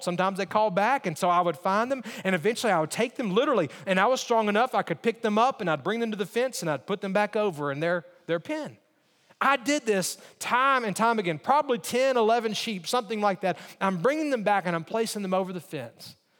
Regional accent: Alabama, United States; I grew up in Alabama

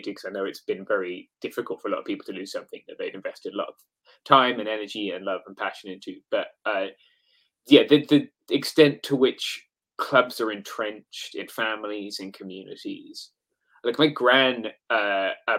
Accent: England, United Kingdom; now in United States; as an English person

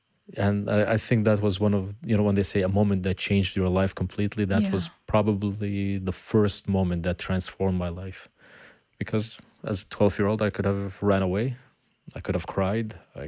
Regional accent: Beit Jala, Bethlehem Governorate, Palestine; the beautiful thing about where I grew up in Beit Jala, I grew up in a house that was in the middle of a little forest.

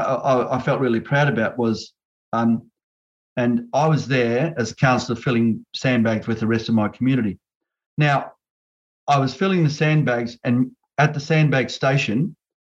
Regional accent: Australia; I'm First Nation, I'm still, you know, I'm still Australian

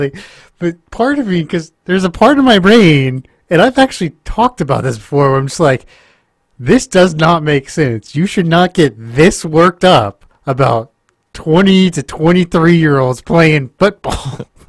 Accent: Stillwater, Oklahoma, United States; And I grew up in Stillwater.

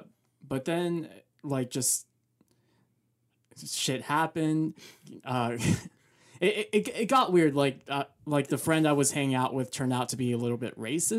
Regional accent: Mexico; moved away; I was born in Mexico, so Mexican wrestling was definitely a part of my life, at least when I was like a little kid.

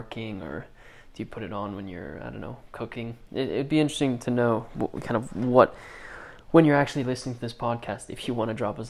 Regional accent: Basel, Basel-Stadt, Switzerland; I grew up in Basel

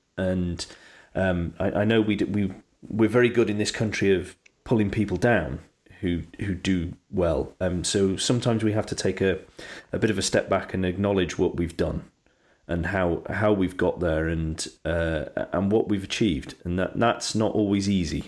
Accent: United Kingdom; We're terribly British a lot of the time

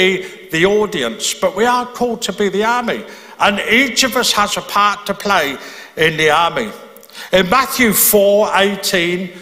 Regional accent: Birmingham, West Midlands, United Kingdom; moved away as an adult; now in Belfast, United Kingdom; I'm from Birmingham in England.

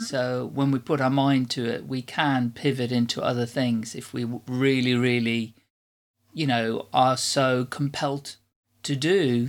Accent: Netherlands; first language Dutch; English is a second language; moved away as an adult; now in United Kingdom; I've lived in the U K for forty-five years, but I'm not English. I'm Dutch.

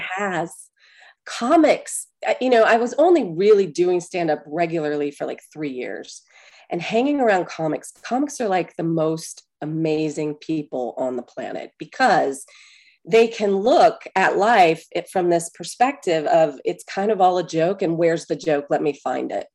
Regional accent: Atlanta, Georgia, United States; I'm from Atlanta, born at Piedmont Hospital

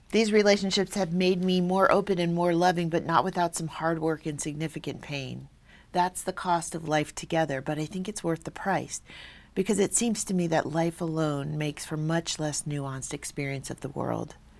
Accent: Hawaii, United States; I'm from Hawaii, and a lot of my story is grounded in sort of my island background

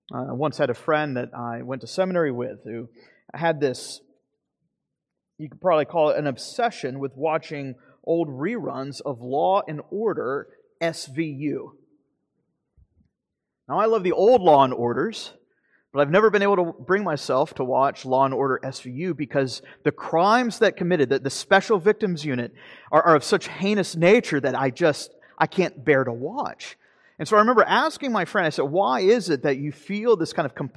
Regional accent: Florida, United States; You know, back home, I grew up in North Florida

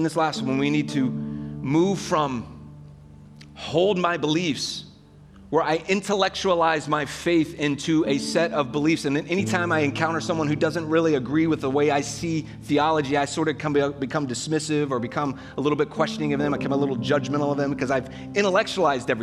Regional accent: United States; I love being an American

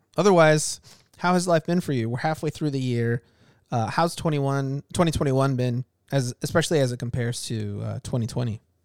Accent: Chicago, Illinois, United States; I, I grew up in Chicago

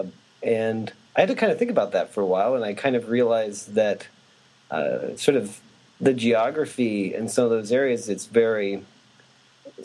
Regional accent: Hotchkiss, Colorado, United States; I was born and raised in a town called Hotchkiss in Colorado

